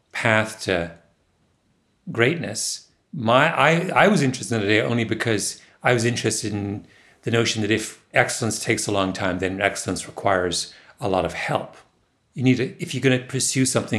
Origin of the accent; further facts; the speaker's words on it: Waterloo, Ontario, Canada; moved away; Waterloo, my hometown